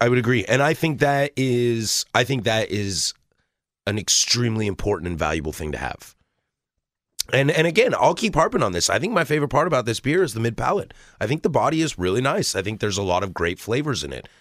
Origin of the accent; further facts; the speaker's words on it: the Northwest, Pacific Northwest, United States; I'm born and raised in the Northwest.